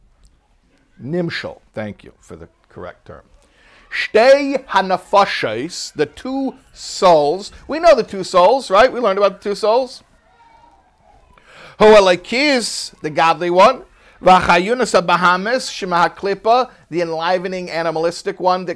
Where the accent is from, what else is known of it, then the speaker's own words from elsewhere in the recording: Chicago, Illinois, United States; I'm from Chicago.